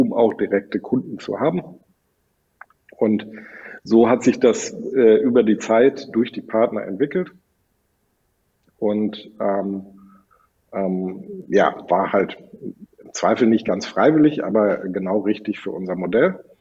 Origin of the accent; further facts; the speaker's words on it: Sauerland, North Rhine-Westphalia, Germany; now in Cologne, Germany; Ich bin in einem französischen Restaurant aufgewachsen im Sauerland.